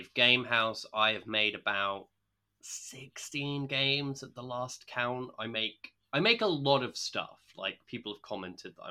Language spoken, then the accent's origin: English; Essex, East of England, United Kingdom; moved away as an adult; also born or lived in Chester / Grantham, Lincolnshire; now in London, United Kingdom; I grew up in Essex.